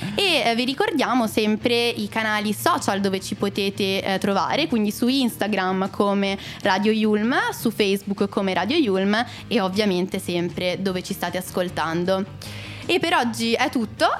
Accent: Monza, Lombardy, Italy; io sono di Monza

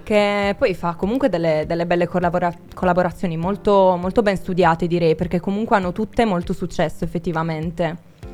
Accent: Sardinia, Italy; anch'io sono del sud, sono della Sardegna

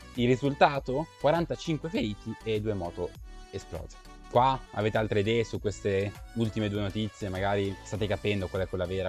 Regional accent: province of Milan, Lombardy, Italy; anch'io sono dalla provincia di Milano

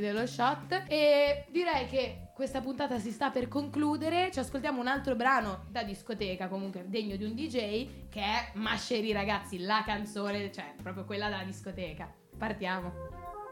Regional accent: Genoa, Liguria, Italy; genovese come me

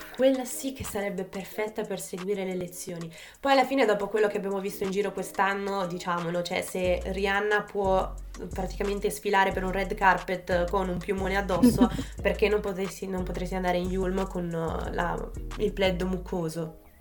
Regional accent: province of Naples, Campania, Italy; moved away as an adult; se non si fosse già capito dal mio accento, vengo dalla Campania. In particolare un piccolo paese in provincia di Napoli

